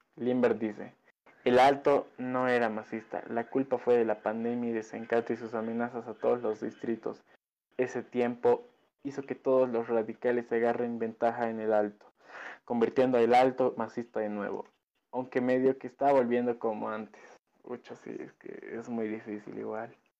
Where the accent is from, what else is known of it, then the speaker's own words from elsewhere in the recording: Bolivia; nosotros en Bolivia